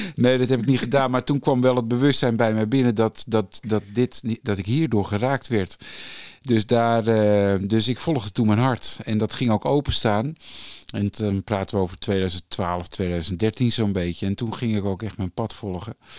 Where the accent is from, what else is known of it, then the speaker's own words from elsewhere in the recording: Haarlem, North Holland, Netherlands; Ik ben geboren in Haarlem in 1965. En eh, daar woonden we, ehm, mijn vader en moeder hadden een slagerij.